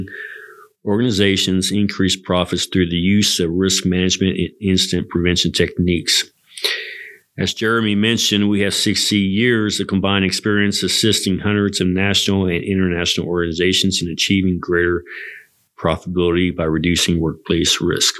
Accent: La Vernia, Texas, United States; I grew up in Lavernia

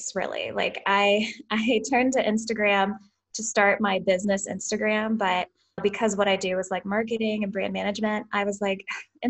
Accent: Southern Illinois, United States; now in St. Louis, United States; I'm from Southern Illinois, just like a small farm town. Grew up in a cow farm

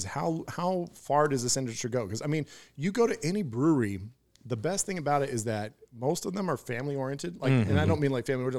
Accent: Houston, United States; I grew up in Houston

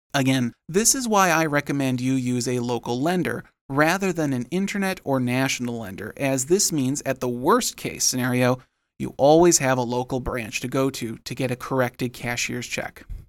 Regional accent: Rockford, Illinois, United States; my hometown of Rockford, Illinois

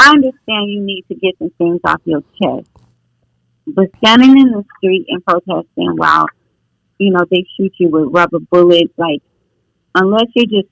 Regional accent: Oakland, California, United States; I'm from Oakland, but I was raised in a foster home my first 6 years of life

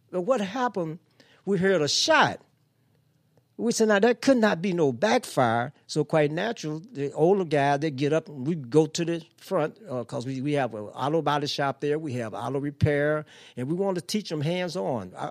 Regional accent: St. Louis, Missouri, United States; also born or lived in Cairo, Illinois; coming from the South, growing up in Pruitt-Igoe housing project.

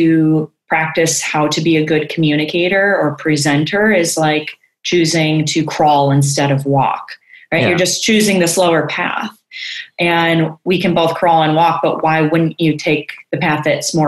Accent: Chicago, Illinois, United States; moved away as an adult; now in California, United States; And so I'm from Chicago. I born and raised there

